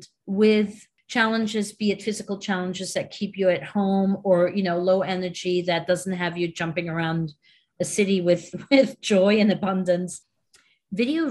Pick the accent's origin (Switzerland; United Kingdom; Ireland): Switzerland; now in New York, United States; I'm originally from Switzerland